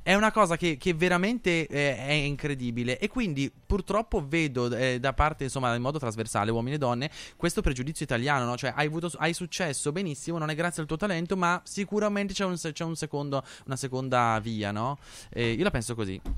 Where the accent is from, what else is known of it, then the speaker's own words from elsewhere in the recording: Nembro, Lombardy, Italy; io vengo da Nembro, che è un paesino minuscolo di Bergamo